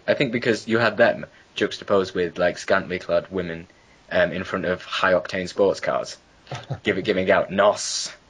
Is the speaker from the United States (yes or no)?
no; United Kingdom; I'm British.